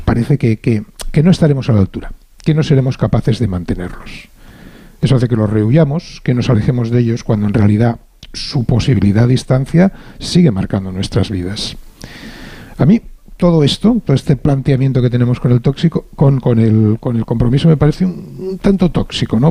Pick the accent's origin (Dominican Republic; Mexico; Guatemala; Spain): Spain; Barcelona, Catalonia; como catalán barcelonés